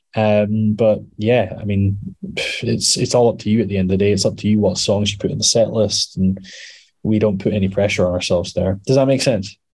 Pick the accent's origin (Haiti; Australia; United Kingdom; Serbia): United Kingdom; Scotland; we're mostly Scottish, mostly